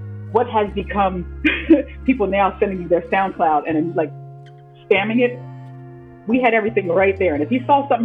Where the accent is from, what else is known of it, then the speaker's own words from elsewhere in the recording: Philadelphia, Pennsylvania, United States; growing up in Philly